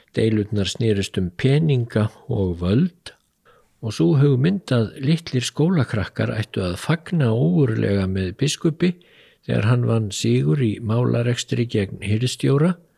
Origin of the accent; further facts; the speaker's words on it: Iceland; okkur Íslendingum